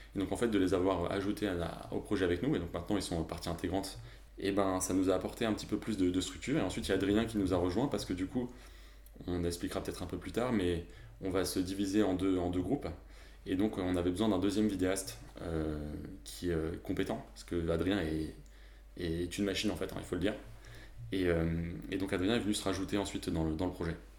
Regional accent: Bordeaux, Nouvelle-Aquitaine, France; moved away as an adult; now in Aix-en-Provence, France; je viens de Bordeaux, mais je fais mes études d'Aix depuis maintenant cinq ans

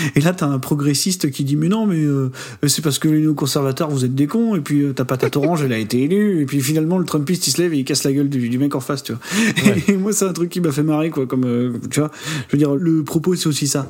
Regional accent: France; en tant qu'Européens, en tant que Français

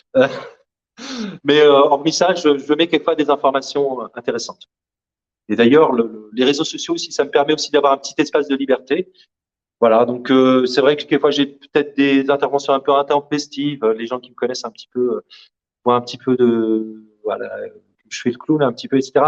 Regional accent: Algeria; also born or lived in Corbeil-Essonnes, France; now in France; l'Algérie, qui est mon pays d'origine

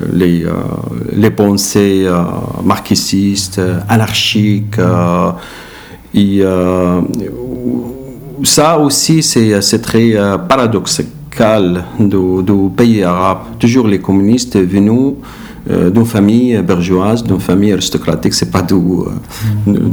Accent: Iraq; French is a second language; moved away as an adult; now in Belgium; de mon pays, il m'a demandé à quitter l'Irak

